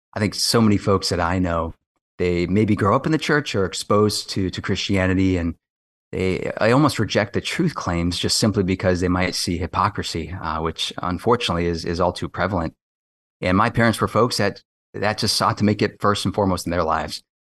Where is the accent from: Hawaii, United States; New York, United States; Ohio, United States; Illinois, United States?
Hawaii, United States; Kailua; moved away as an adult; also born or lived in West Coast, United States; now in Washington, D.C., United States; I grew up on the windward side of Oahu in Kailua